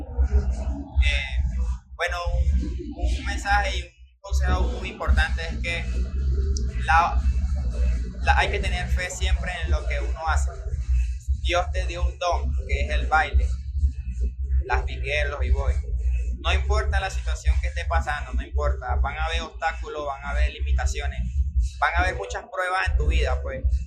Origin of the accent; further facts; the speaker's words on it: Valencia, Carabobo, Venezuela; moved away as an adult; also born or lived in Barranquilla, Colombia; yo nací en Colombia y en la ciudad de Barranquilla y me, y me crié en Venezuela desde los cuatro años y duré hasta toda mi vida en Venezuela